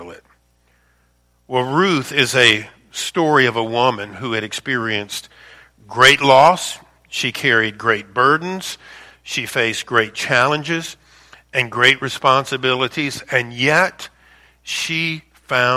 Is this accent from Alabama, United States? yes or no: no; Louisiana, United States; moved away as an adult; also born or lived in Chicago suburbs; I'm born and raised in Louisiana